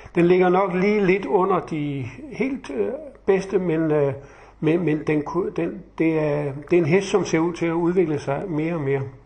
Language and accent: Danish; Funen, Southern Denmark, Denmark; jeg er jo Fynbo